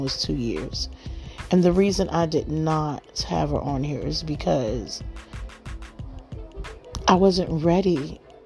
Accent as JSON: {"language": "English", "town": "Miami", "region": "Florida", "country": "United States", "said": "I'm from Miami, Florida"}